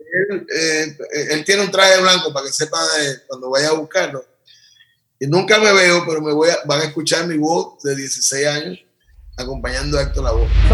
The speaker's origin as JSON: {"language": "Spanish", "country": "Puerto Rico", "tie": "born or raised there", "said": "me crié, nací, me crié y vivo aquí"}